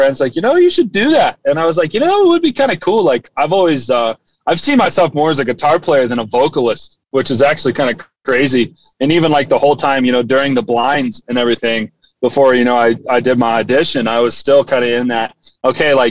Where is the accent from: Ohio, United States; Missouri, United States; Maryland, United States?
Ohio, United States; Gallipolis; I was in my hometown, Galpolis.